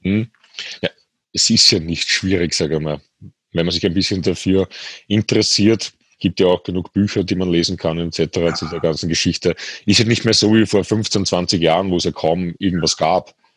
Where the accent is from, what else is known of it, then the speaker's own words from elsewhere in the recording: Austria; bei uns in Österreich